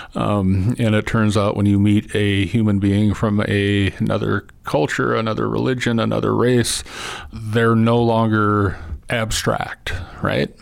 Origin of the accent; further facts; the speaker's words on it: Missoula, Montana, United States; I grew up in Missoula